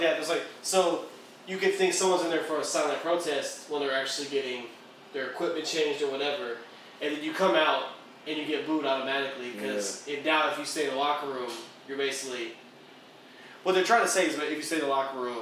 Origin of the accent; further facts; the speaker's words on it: Dallas, Texas, United States; somebody from Dallas